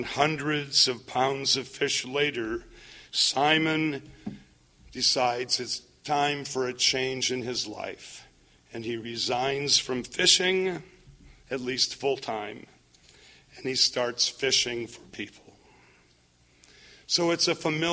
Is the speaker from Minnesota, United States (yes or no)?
yes; Minnesota, United States; I grew up in Minnesota.